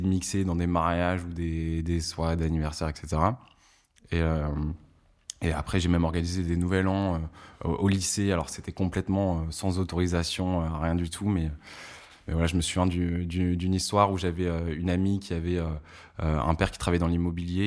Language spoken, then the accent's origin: French; Lille, Hauts-de-France, France; now in Paris, France; j'ai grandi du coup à Lille